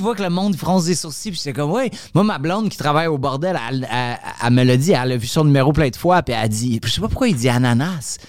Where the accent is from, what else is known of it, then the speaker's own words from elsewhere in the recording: Montreal, Quebec, Canada; also born or lived in Laval; je viens de Montréal